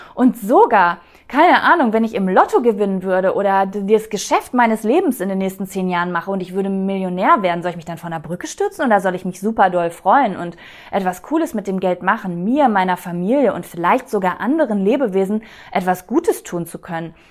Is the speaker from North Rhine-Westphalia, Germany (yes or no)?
yes; North Rhine-Westphalia, Germany; moved away; ich bin äh, in Ostwestfalen groß geworden